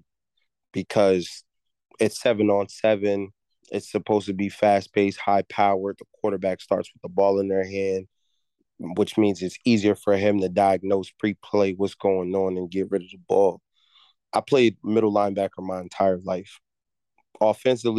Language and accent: English; East Orange, New Jersey, United States; I'm from East Orange, New Jersey. I played Pop Warner all the way up, played high school